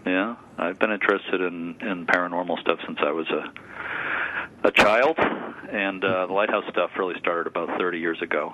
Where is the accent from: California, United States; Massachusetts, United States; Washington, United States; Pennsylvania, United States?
Massachusetts, United States; Lynn; growing up in Lynn, Mass